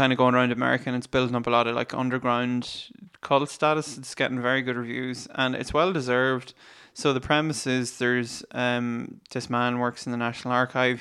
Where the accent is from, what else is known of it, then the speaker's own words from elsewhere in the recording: Ireland; we're Irish